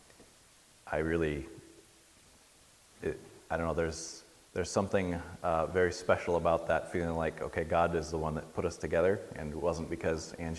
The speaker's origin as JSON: {"language": "English", "region": "New Hampshire", "country": "United States", "moved": "as an adult", "lives_now": "Dar es Salaam, Tanzania", "said": "I'm originally from New Hampshire"}